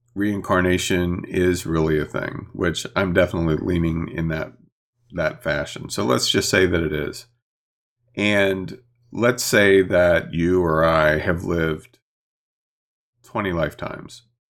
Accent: Chambersburg area, Pennsylvania, United States; born or raised there

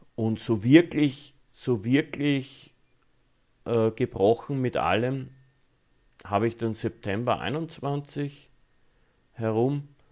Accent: Austria; bei uns in Österreich

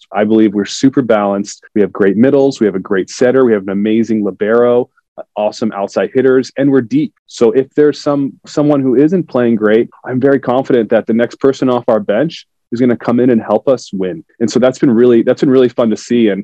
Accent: South Florida, United States; moved away as an adult; I grew up in South Florida

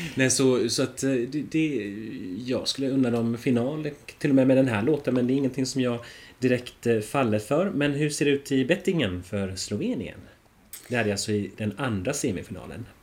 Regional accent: Finland

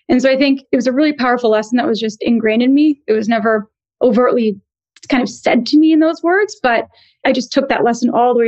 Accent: East Coast, United States; also born or lived in New Jersey / Connecticut; culturally, I'm Indian American. My parents both came to the U.S. in the 60s and 70s and thankfully settled in New York City. And I grew up on the East Coast, kind of ping-ponging between New York, New Jersey, Connecticut

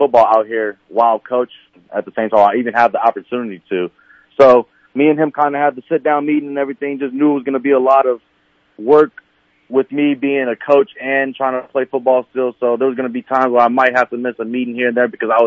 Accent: St. Louis, Missouri, United States; I'm from St. Louis, Missouri

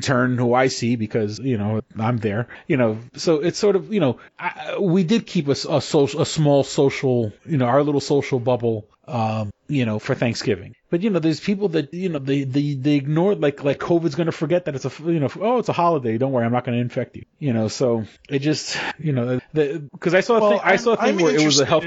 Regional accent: New York City, New York, United States; growing up in New York City, you know, I remember pre Giuliani New York.

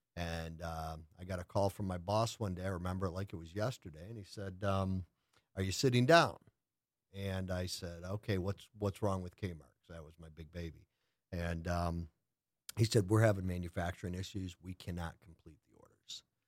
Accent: Lake Orion, Michigan, United States; moved away as an adult; I grew up in a little town in the Midwest called Lake Orion.

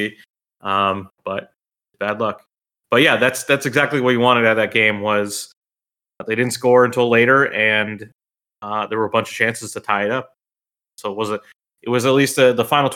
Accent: United States; we're American

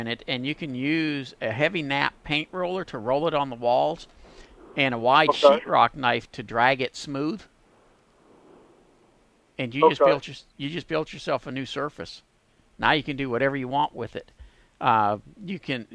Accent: Pasadena, Texas, United States; my hometown of Pasadena

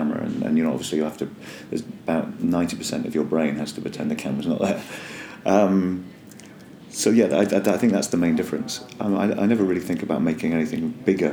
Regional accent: Northern Ireland, United Kingdom; accent: Northern Irish; I come from Northern Ireland.

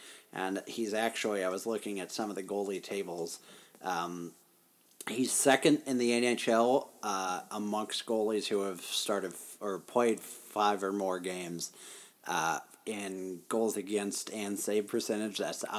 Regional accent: Ballwin, Missouri, United States; if I moved or traveled somewhere and they were like, where are you from? I would certainly say St. Louis, Missouri. I would never say Baldwin, Missouri

